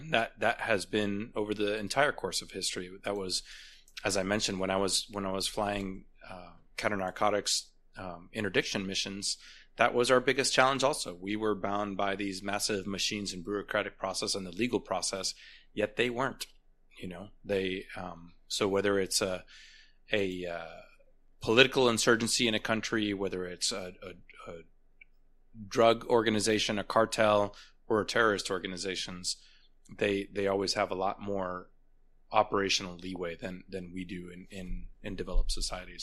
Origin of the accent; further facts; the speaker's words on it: United States; as an American